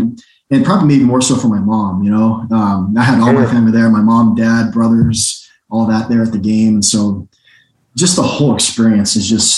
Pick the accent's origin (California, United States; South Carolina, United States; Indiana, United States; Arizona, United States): Arizona, United States; moved away as an adult; I grew up in Arizona.